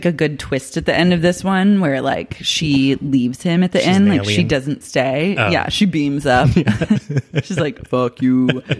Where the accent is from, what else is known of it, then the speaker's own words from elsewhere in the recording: Oklahoma, United States; I'm from Oklahoma.